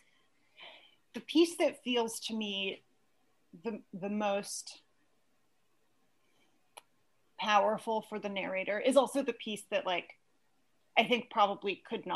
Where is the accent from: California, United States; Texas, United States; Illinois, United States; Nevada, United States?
California, United States; Santa Cruz; I grew up in Santa Cruz, California